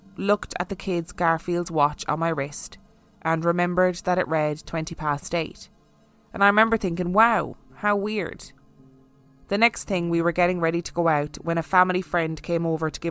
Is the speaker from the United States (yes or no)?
no; Ireland; being Irish